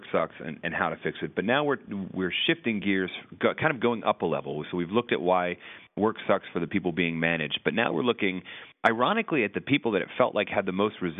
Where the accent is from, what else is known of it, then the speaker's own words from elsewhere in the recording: New England, United States; I come from New England